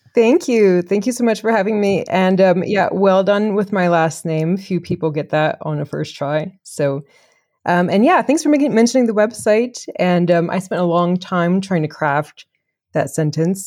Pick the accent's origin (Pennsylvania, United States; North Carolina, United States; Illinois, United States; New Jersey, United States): North Carolina, United States; Chapel Hill; moved away as an adult; also born or lived in England / Kenya / Geneva, Switzerland; now in France; I'm from Chapel Hill, uh, North Carolina, originally born and raised, like, one place.